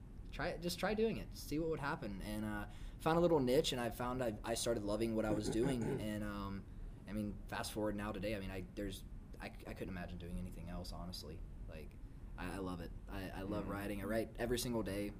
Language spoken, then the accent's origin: English; Dothan, Alabama, United States; moved away as an adult; now in Nashville, United States; I'm originally from a small town in South Alabama called Dothan. Mm. I grew up in Dothan for about 18 years, and I moved up here in 2012.